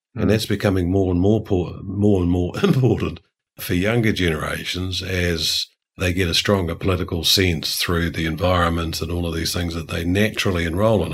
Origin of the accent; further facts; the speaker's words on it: New Zealand; as a New Zealander